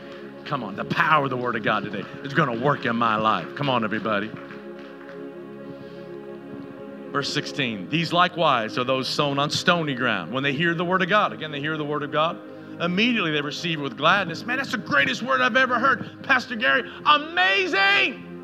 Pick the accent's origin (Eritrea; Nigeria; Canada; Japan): Canada; now in United States; Kind of interesting in our culture, which kind of shocked me, we came from Canada, and if you want to, you want a tree in Canada, you didn't go out and, like palm trees.